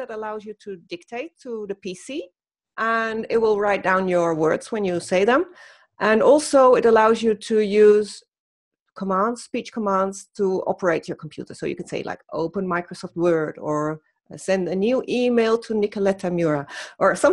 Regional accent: Netherlands; moved away as an adult; now in Germany; I'm from the Netherlands

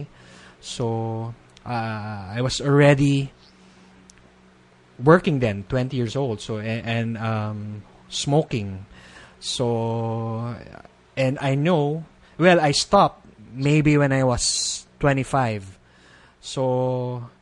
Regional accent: Philippines; being a Filipino

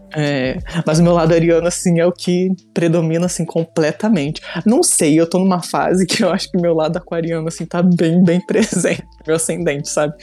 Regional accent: Petrópolis, Rio de Janeiro, Brazil; now in Niterói, Brazil; hoje em dia eu moro em Niterói, né? Mas eu sou de Petrópolis

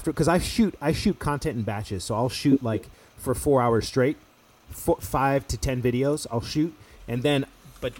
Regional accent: United States; I'm American.

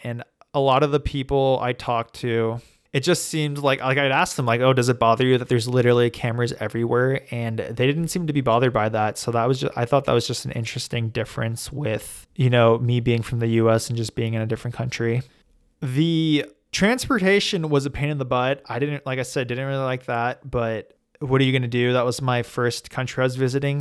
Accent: United States; I'm American

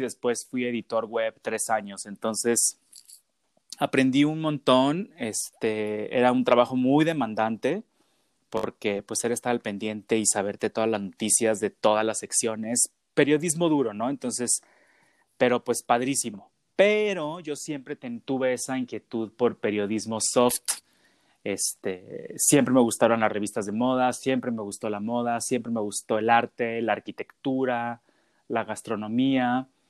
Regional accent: Guadalajara, Jalisco, Mexico; soy de Guadalajara

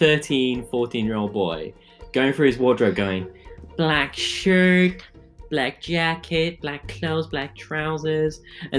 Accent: Coventry, West Midlands, United Kingdom; I'm from Coventry.

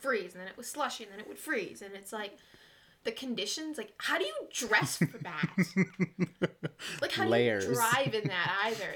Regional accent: Canada; we're not from here. We're from Canada.

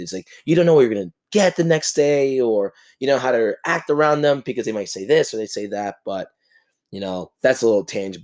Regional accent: New Jersey, United States; I grew up in New Jersey, in this fast paced lifestyle

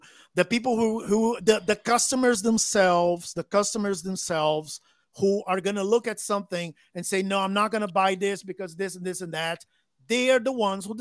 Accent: Brazil; English is a second language; I grew up in Brazil

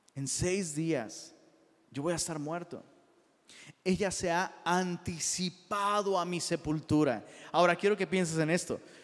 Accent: Taxco, Guerrero, Mexico; yo soy de Tasco

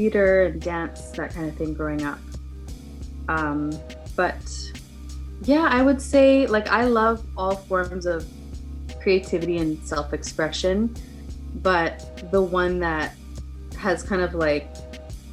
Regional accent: west coast of Canada, Canada; also born or lived in Southern California; now in California, United States; right now I live in Southern California with my husband and family, but I'm originally from Canada, so I'm from like the west coast of Canada.

